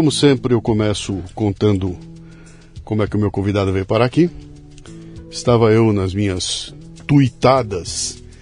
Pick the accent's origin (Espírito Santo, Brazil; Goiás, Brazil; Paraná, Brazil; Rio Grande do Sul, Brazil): Paraná, Brazil; Curitiba; also born or lived in Germany; Eu sou de Curitiba.